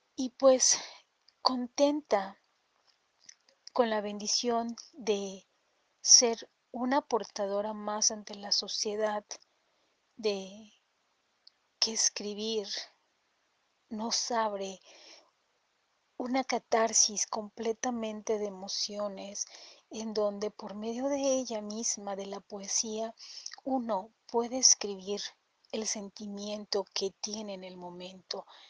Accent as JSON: {"language": "Spanish", "town": "Toluca", "region": "State of Mexico", "country": "Mexico", "said": "soy mexicana, mi capital es Toluca, Estado de México"}